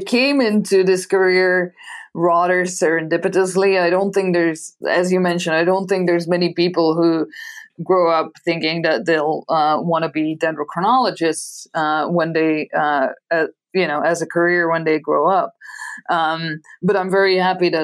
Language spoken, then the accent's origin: English; Belgium; first language Dutch; English is a second language; moved away as an adult; now in Arizona, United States; So maybe from my accent, you can hear that my mother tongue is Dutch. So I'm from Belgium originally. I got all of my education in Belgium